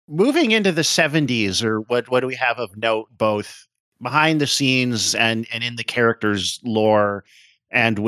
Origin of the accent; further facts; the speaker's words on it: Canada; As a Canadian